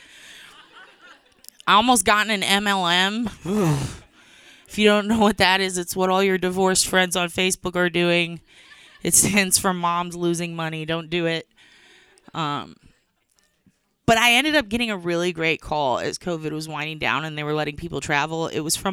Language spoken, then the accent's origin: English; San Antonio, Texas, United States; moved away; I'm happy to be back in my hometown, San Antonio